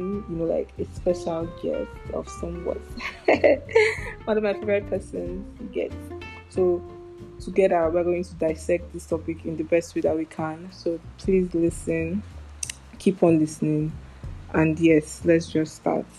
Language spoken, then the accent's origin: English; Nigeria; as a Nigerian child that I am